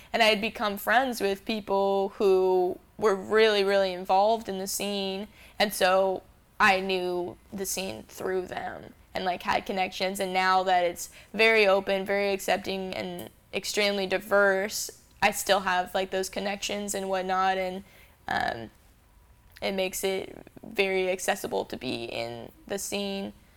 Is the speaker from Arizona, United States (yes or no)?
yes; Phoenix, Arizona, United States; also born or lived in Salt Lake City, Utah; I'm born and raised in Phoenix, and I moved to Utah to go to school